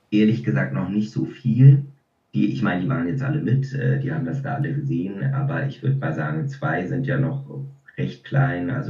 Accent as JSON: {"language": "German", "region": "Berlin", "country": "Germany", "tie": "born or raised there", "moved": "yes", "lives_now": "Switzerland", "said": "Ich bin ja in Berlin aufgewachsen und da hat er Theater gespielt und auch im Fernsehen gedreht. Und irgendwann mal, als meine Großeltern dann gestorben waren, sind wir alle zusammen zurück in die Schweiz, eben in dieses Haus gezogen."}